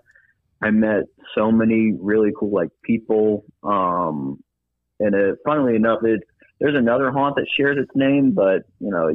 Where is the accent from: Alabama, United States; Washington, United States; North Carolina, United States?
Alabama, United States; Huntsville; now in Birmingham, United States; I'm from Huntsville, Alabama